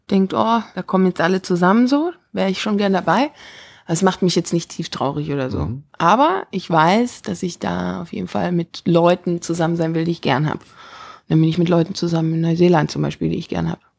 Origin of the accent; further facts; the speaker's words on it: Stuttgart, Baden-Württemberg, Germany; Genau, das ist so mein erstes Mal Frankreich, verrückterweise, als Deutsche aus Stuttgart.